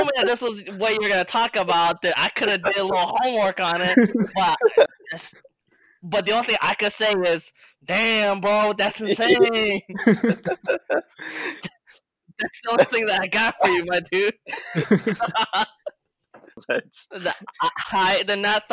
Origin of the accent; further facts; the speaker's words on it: St. Louis, Missouri, United States; we're all from St. Louis.